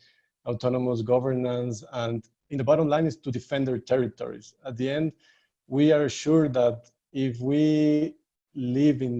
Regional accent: Ecuador; I'm from Ecuador

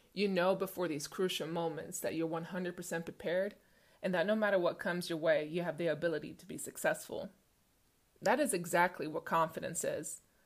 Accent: Stockholm, Stockholm County, Sweden; Growing up in Stockholm, Sweden, being six feet tall at eleven years old

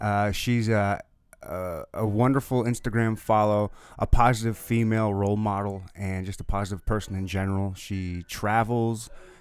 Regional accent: Michigan, United States; And we would have, and I grew up in Michigan, and we would have family reunions every summer

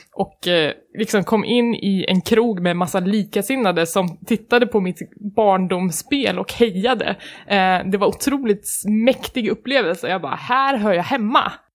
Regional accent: Värmland, Sweden; moved away; jag kommer från Värmland

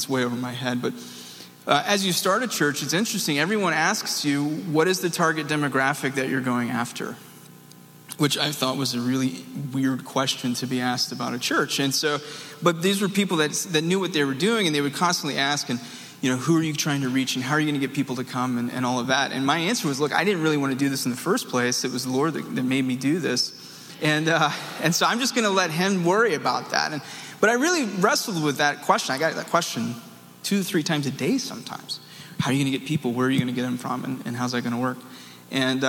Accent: the South, United States; I'm from the South

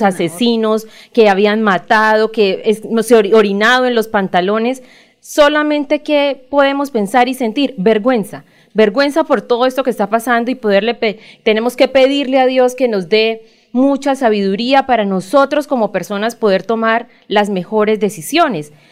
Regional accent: Colombia; como ciudadanos, como colombianos

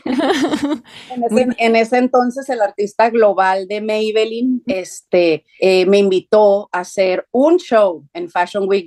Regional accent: Tijuana, Baja California, Mexico; yo soy de la frontera, soy de Tijuana

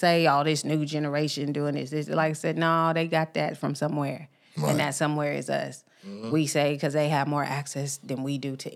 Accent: Tacoma, Washington, United States; moved away; also born or lived in Memphis, Tennessee; Growing up on the West Coast, shout out to the East Side of Tacoma

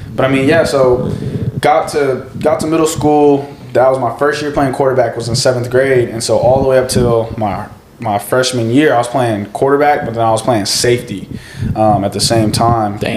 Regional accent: Hutto, Texas, United States; growing up in Hutto

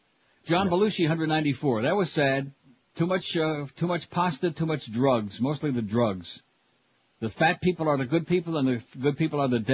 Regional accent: Rochester, New York, United States; now in Fort Lauderdale, United States; my hometown, Rochester, New York.

